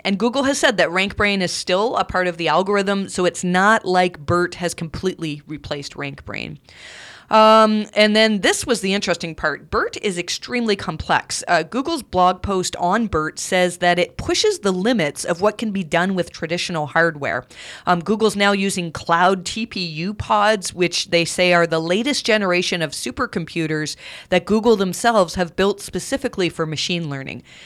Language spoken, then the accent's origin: English; Canada; accent: Canadian; my Canadian accent